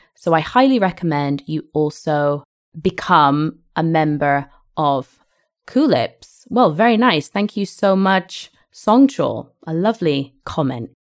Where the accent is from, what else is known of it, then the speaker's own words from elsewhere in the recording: Didcot, South East England, United Kingdom; also born or lived in Perth, Scotland; I was born in, in Scotland and I, I grew up in England.